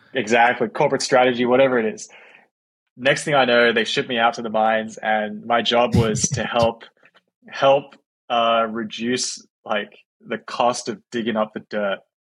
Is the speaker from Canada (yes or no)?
no; Australia; moved away as an adult; also born or lived in San Francisco, United States; now in United States; I'm from Australia